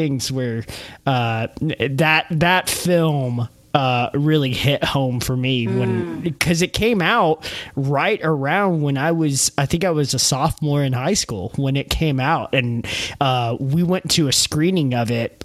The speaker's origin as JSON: {"language": "English", "region": "Texas", "country": "United States", "tie": "born or raised there", "said": "growing up in Texas, I can point to Friday Night Lights as a movie that mm-hmm. kind of like feels mm-hmm. like my culture"}